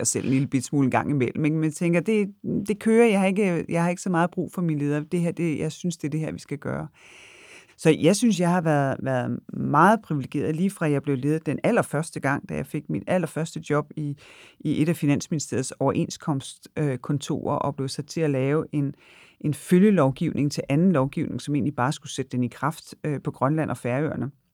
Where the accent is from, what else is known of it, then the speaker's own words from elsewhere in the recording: Denmark; der er vi selvfølgelig nogle danskere